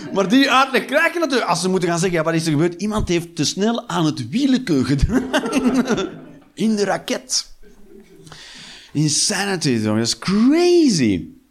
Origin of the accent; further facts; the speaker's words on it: Westmalle, Flanders, Belgium; moved away as an adult; also born or lived in Antwerp; now in Eindhoven, Netherlands; ik ben opgegroeid in Westmalle.